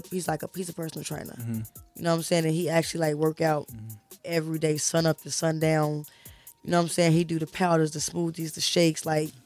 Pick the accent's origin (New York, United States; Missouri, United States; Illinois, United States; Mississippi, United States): Illinois, United States; Maywood; I grew up in Maywood.